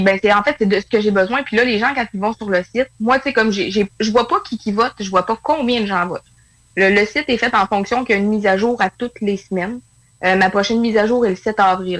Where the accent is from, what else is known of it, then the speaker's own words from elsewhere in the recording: northern Quebec, Canada; je suis dans le nord du Québec.